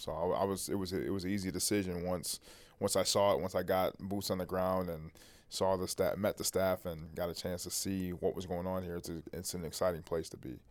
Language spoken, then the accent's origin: English; Toledo, Ohio, United States; growing up in Toledo, Ohio